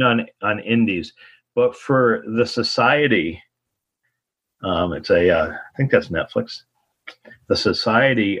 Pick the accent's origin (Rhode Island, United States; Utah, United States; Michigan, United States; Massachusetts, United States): Massachusetts, United States; Ludlow; I grew up in Ludlow, Massachusetts, uh, in basically the Pioneer Valley area of Springfield, Mass